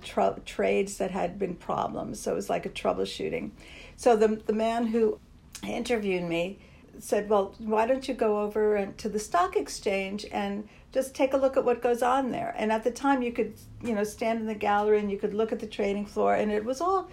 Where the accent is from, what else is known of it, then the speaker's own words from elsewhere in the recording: Linden, New Jersey, United States; moved away as an adult; now in New York, United States; I grew up just 15 miles from here. In a place called Linden, New Jersey